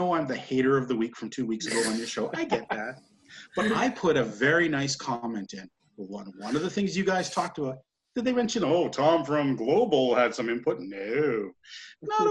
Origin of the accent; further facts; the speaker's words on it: Canada; I'm a Canadian